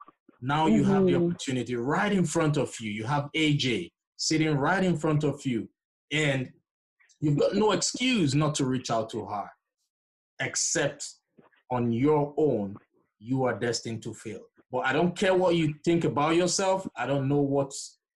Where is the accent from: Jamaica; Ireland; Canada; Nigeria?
Nigeria; moved away; I'm originally from Nigeria